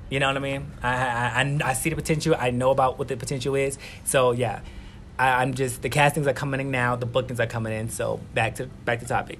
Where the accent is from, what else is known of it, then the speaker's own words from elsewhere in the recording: New York City, New York, United States; now in Guatemala; I'm from Queens, New York. I'm 29 years old, and I'm based here in Guatemala